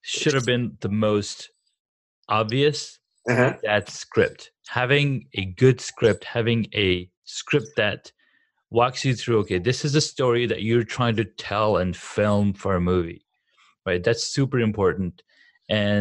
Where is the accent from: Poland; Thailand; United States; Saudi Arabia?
Saudi Arabia; moved away; we grew up back in the Saudis